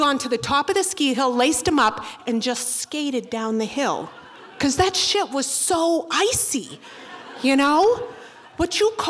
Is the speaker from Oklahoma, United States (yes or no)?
no; Boston, Massachusetts, United States; I'm from Boston